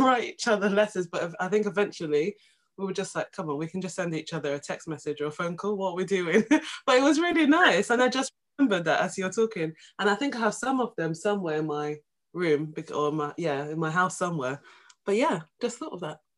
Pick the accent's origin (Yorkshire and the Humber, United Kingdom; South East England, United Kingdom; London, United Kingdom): London, United Kingdom; also born or lived in Essex; I'm from London